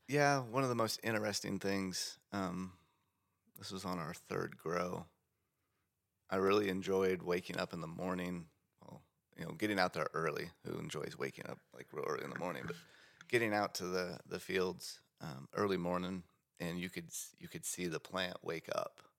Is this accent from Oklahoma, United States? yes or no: yes; Bartlesville, Oklahoma, United States; my hometown in Bartlesville.